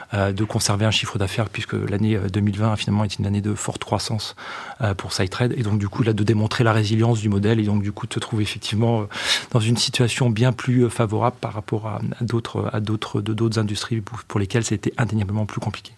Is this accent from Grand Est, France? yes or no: yes; Champagne, Grand Est, France; j'ai grandi dans le Champagne